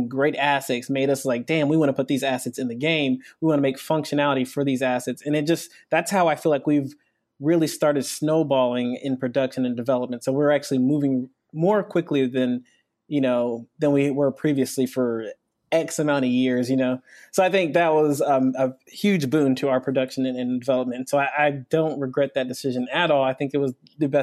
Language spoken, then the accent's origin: English; Nigeria; moved away; I'm actually from Nigeria. I'm not from America